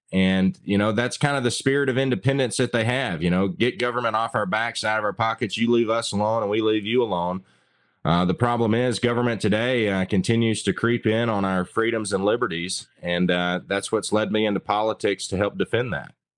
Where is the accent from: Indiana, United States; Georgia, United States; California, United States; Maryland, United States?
Georgia, United States; Northwest; grew up in Northwest Georgia, um, fifth generation to live on the same mountain, so quintessential hillbilly